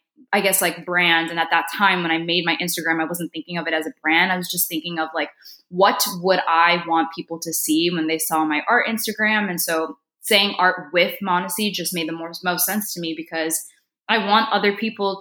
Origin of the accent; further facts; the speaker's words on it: Northwest Indiana, United States; I grew up in Northwest Indiana. My parents are there right now. And I was born in India. And I moved here when I was like 6 months old with my mom.